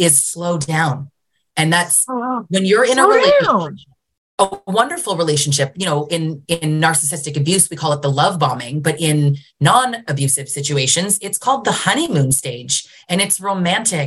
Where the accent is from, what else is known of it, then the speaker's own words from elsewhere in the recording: Canada; also born or lived in Greater Toronto Area, Ontario; I'm Canadian